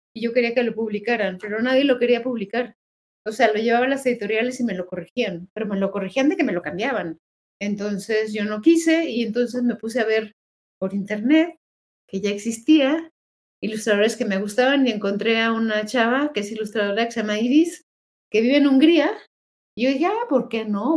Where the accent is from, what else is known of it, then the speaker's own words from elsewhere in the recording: Mexico; todos somos mexicanos